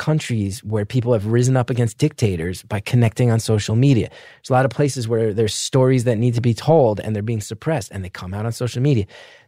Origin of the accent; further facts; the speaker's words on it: New York City, New York, United States; And I'm an artist from New York City